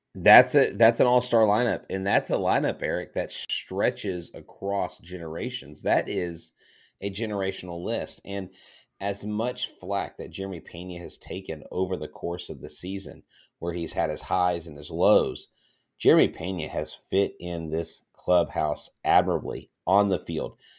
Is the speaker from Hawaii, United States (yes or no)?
no; Florida, United States; moved away; Florida, all of Florida. That's my home state